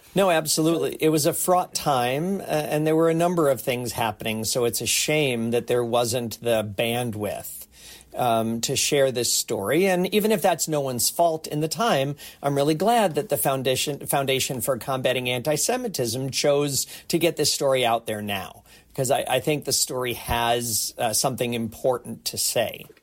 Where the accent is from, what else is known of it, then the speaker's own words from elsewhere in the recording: United States; now in Toronto, Canada; I'm a proud Canadian, I'm originally from the States